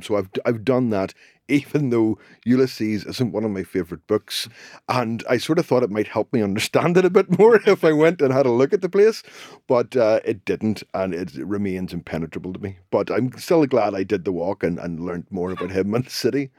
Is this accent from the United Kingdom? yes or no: yes; Belfast, Northern Ireland, United Kingdom; I grew up in Belfast during the Troubles